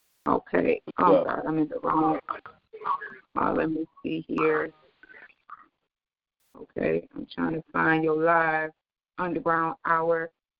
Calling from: Houston, Texas, United States; This your girl, the lovely … I'm calling from Houston, Texas.

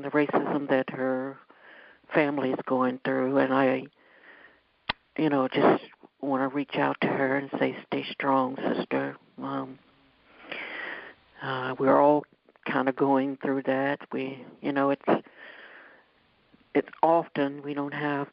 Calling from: Ohio, United States; I'm calling from Ohio

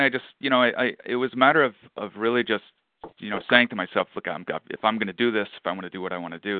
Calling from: just outside of Queens, New York, United States; Calling in from just outside of Queens, New York.

